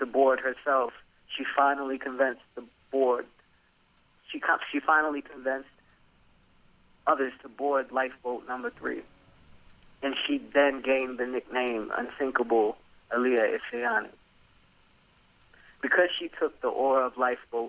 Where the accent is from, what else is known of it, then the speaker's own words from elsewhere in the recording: Hampton Roads, Virginia, United States; the Hampton Roads area, Virginia Beach, Norfolk? Yep. Newport News, yeah. So that's home.